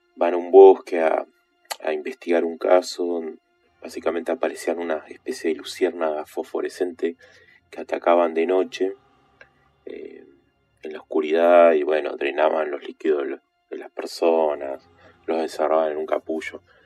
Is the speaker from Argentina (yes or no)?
yes; Neuquén, Argentina; Soy de Argentina, vivo en Neuquén, lo que es la zona patagónica desde pequeño